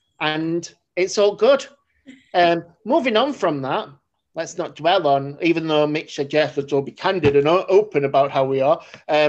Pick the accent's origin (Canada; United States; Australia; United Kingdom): United Kingdom; Sheffield, Yorkshire and the Humber; I'm from Sheffield. That's how we say things.